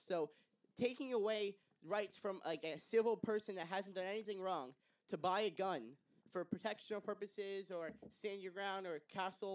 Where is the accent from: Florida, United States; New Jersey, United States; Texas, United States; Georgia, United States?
Texas, United States; moved away; I'm from Texas